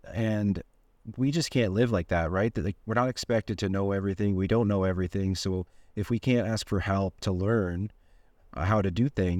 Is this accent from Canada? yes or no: yes; Ontario, Canada; I'm from Ontario, Canada, and I'm 39 years old